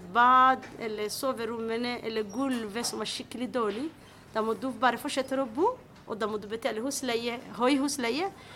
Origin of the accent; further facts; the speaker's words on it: Somalia; Norwegian is a second language; now in Oslo, Norway; Jeg er fra Somalia. Og jeg har kommet til Norge i 1994